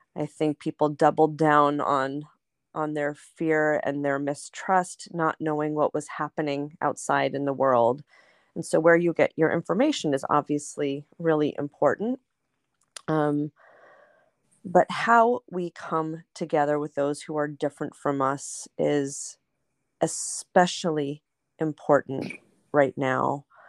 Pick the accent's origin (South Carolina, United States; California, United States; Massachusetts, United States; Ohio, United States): California, United States; Los Angeles; I grew up in Los Angeles, um, at a Reconstructionist congregation in Pacific Palisades